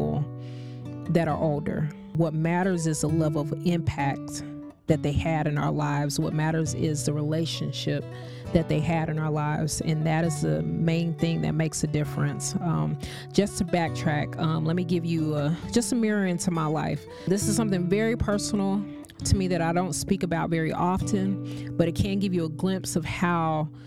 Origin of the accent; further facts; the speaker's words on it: Kansas, United States; now in Florida, United States; I grew up in Kansas, but I would spend my holidays and summers here in Florida